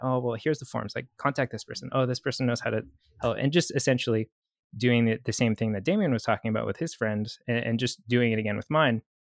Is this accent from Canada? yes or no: yes; Canada; moved away; also born or lived in Vancouver; I'm Canadian, uh, French Canadian